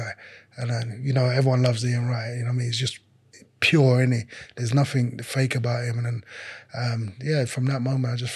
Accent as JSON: {"language": "English", "region": "London", "country": "United Kingdom", "tie": "born or raised there", "second_language": "English", "said": "growing up, being in London"}